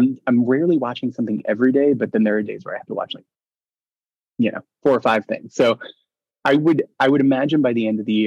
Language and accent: English; New York City, New York, United States; I grew up in the Bronx.